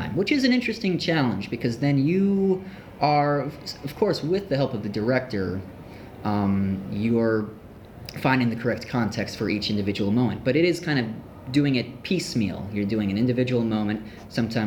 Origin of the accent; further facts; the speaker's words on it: Ithaca, New York, United States; moved away as an adult; now in Los Angeles, United States; my hometown, which is Ithaca, New York.